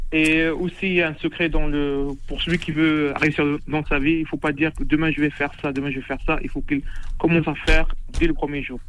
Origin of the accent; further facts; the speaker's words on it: Rabat, Rabat-Salé-Kénitra, Morocco; French is a second language; moved away as an adult; now in Toulouse, France; Je suis, euh, je suis de Rabat, d'origine de Rabat